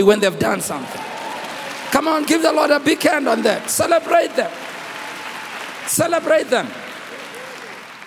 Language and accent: English; Rockville, Gauteng, South Africa; also born or lived in Western Native Township; my mother, in where we grew up in Rockville, we came from Rockamo, 1961. That's the year in which I was born. We were moved from Western Native Township.